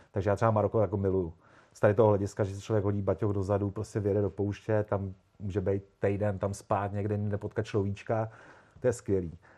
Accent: Prague, Czechia; poměrně pozdě, protože já jsem kluk z Prahy, eh, který e, neměl doma tátu z garáží, ve který měl fichtla, který by honil po dvorku od malička.

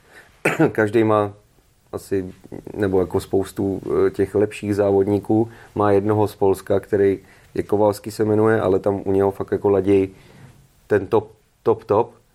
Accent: Pardubice, Pardubice Region, Czechia; jsem z Pardubis

